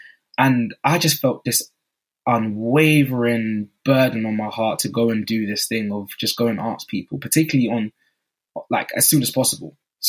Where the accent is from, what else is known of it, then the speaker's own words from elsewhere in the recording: Newham, London, United Kingdom; I said, oh … I'm from Newham, and I just want to know what skills you have